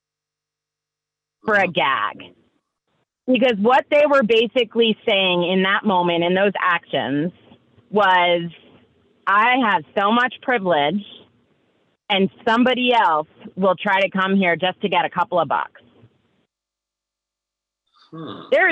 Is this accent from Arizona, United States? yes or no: no; New York, United States; I'm from New York